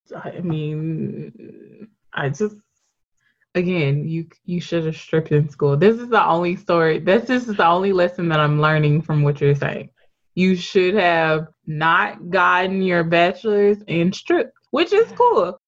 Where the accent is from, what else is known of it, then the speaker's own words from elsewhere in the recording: Memphis, Tennessee, United States; also born or lived in Atlanta; I'm from Memphis, born and raised here